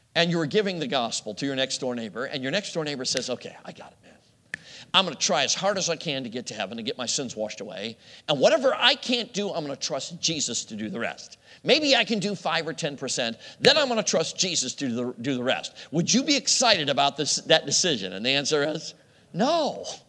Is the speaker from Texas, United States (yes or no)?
no; Chicago, Illinois, United States; I grew up in Chicago